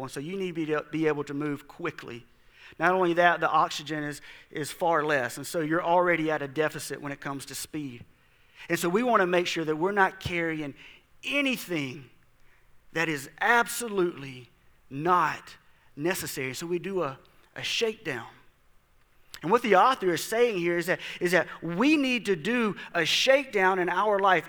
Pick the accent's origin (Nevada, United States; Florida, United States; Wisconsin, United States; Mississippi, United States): Mississippi, United States; South; I grew up in South Mississippi, and people quit their jobs during hunting season